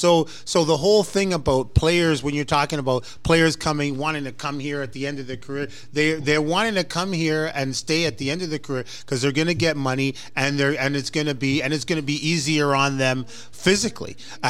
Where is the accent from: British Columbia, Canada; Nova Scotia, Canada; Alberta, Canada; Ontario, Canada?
Ontario, Canada; Toronto; I've lived in Toronto, born and raised in Toronto, but a Habs fan.